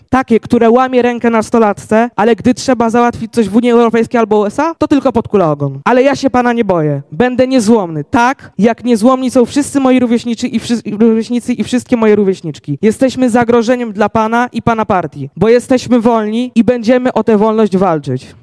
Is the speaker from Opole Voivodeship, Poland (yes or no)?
yes; Krapkowice, Opole Voivodeship, Poland; w marcu skończę 15 lat i przyjechałem z Krapkowic na Opolszczyźnie